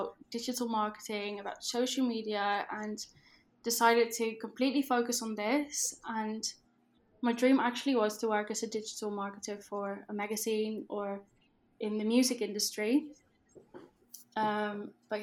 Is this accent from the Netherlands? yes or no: yes; Netherlands; accent: Dutch; English is a second language; I am Dutch, which you might be able to tell from my accent, but I completely run my business in English.